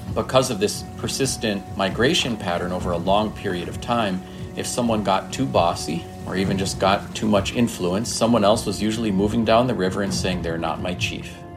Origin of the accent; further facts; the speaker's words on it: Leech Lake Reservation, northern Minnesota, United States; I grew up on and near the Leech Lake Reservation in northern Minnesota